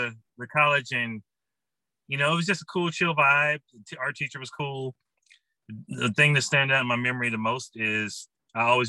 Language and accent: English; St. Louis, Missouri, United States; also born or lived in Grambling, Louisiana; I'm from the St. Louis area